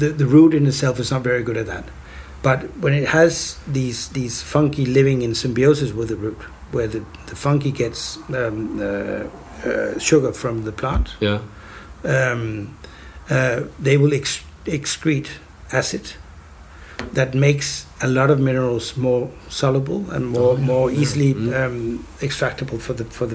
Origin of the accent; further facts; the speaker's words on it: Copenhagen, Capital Region of Denmark, Denmark; in Copenhagen, which is sort of, you know, my hometown